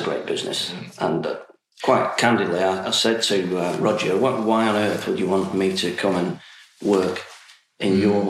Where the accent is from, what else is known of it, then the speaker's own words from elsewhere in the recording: Bolton, North West England, United Kingdom; moved away; I'm from Bolton, and my dad was a miner.